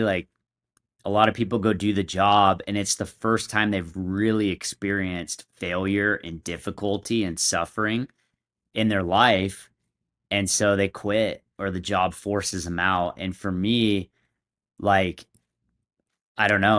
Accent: San Diego, California, United States; moved away as an adult; now in Utah, United States; I moved up to Utah from San Diego. That's where I'm from.

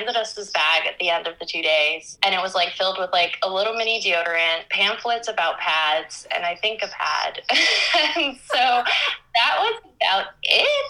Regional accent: Miami, Florida, United States; moved away as an adult; now in Barcelona, Spain; a young girl and teen growing up in Miami, Florida

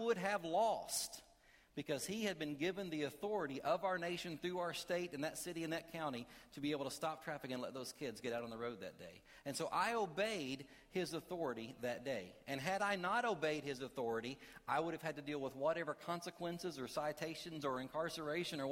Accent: Kentucky, United States; I am from Kentucky

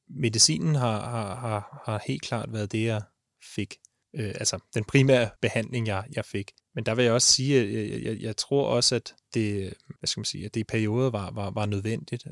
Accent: Ishøj, Capital Region of Denmark, Denmark; Jeg er fra Ishøj, og jeg er tømmerlærling

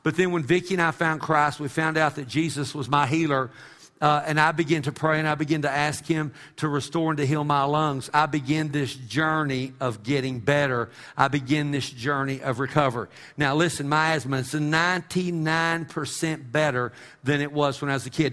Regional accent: Texas, United States; I'm an American or because I'm a Texan

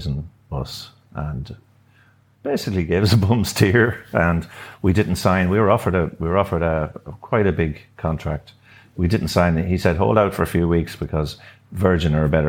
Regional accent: Sligo, Connacht, Ireland; also born or lived in Dublin; I born and bred in Sligo, came back to Sligo

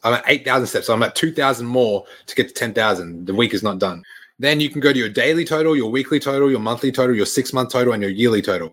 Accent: Australia; now in Canada

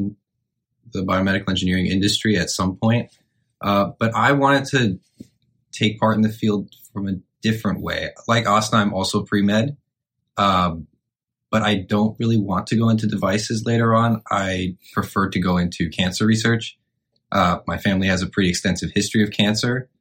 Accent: Santa Clarita, California, United States; I'm from Santa Clarita, California

